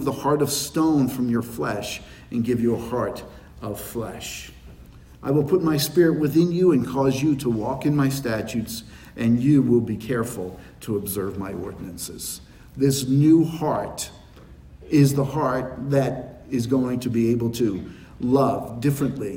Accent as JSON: {"language": "English", "town": "New York City", "region": "New York", "country": "United States", "tie": "born or raised there", "said": "I was born in New York City"}